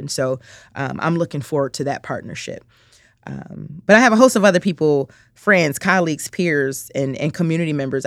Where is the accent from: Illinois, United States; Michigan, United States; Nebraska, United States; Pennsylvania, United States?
Illinois, United States; Chicago; I'm from the south side of Chicago, um, born and raised